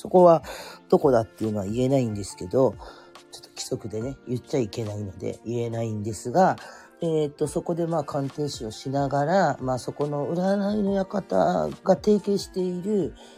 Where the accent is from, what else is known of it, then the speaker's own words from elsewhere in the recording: Kurume, Fukuoka, Japan; also born or lived in Oita Prefecture; now in Oita, Japan; 生まれも育ちも福岡県の久留米市なんですね